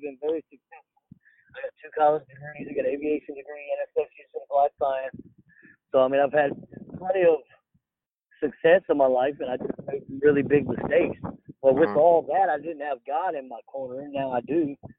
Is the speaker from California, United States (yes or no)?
yes; Los Angeles, California, United States; born there; So I was born in Los Angeles, California. I was actually born in an earthquake in Los Angeles, California.